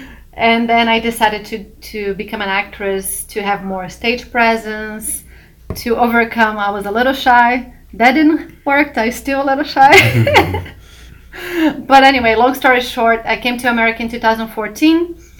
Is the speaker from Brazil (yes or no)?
yes; São Paulo, Brazil; moved away as an adult; now in United States; So I'm from Brazil, São Paulo, and I have a Italian citizenship. So I grew up in São Paulo with some Italian traditions. And I decided to come to America in 2014 to do a master's in fine arts, in acting for film.